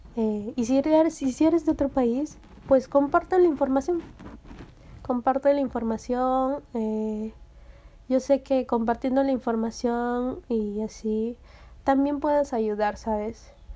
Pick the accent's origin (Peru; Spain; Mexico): Peru; aquí en mi país, en Perú